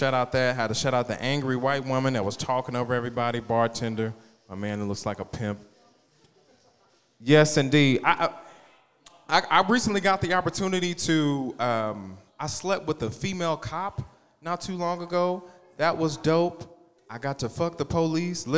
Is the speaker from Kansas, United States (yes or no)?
yes; Wichita, Kansas, United States; I'm from Wichita.